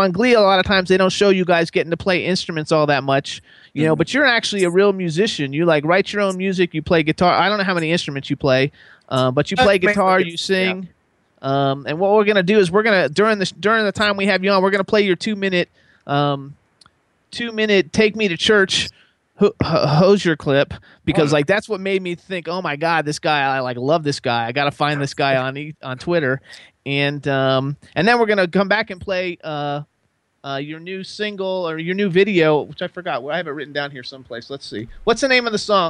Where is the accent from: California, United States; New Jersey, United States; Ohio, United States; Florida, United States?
Florida, United States; now in Pennsylvania, United States; We live in Pennsylvania, and I'm from Florida